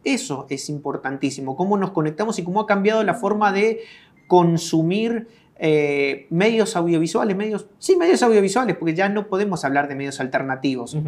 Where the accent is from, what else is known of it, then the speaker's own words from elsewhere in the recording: Argentina; moved away as an adult; now in El Salvador; vine al país en el 2006. Nací en Argentina